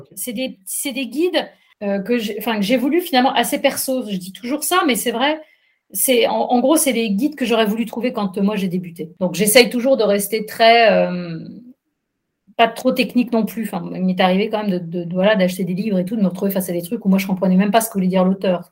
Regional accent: France; en tant que Française

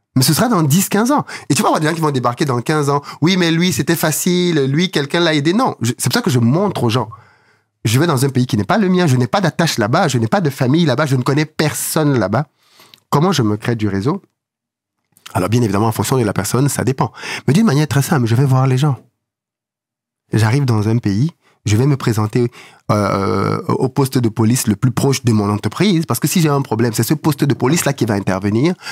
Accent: Douala, Littoral, Cameroon; moved away; Je suis né, j'ai grandi à Douala

